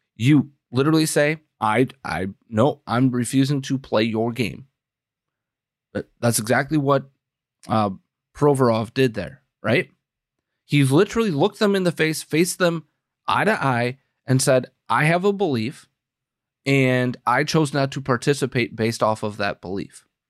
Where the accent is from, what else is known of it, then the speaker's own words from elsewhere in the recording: Wisconsin, United States; I'm from Wisconsin. We we say schnapps and brandy like it's uh, baby formula